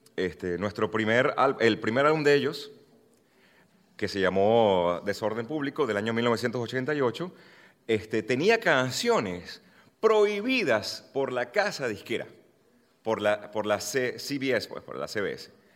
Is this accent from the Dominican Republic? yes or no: no; Venezuela; soy venezolano